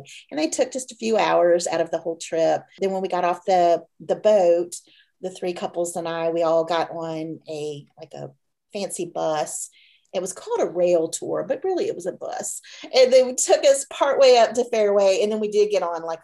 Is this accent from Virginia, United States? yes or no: yes; Virginia Beach, Virginia, United States; when I was a little girl, you know, I grew up in Virginia Beach, right on the coast.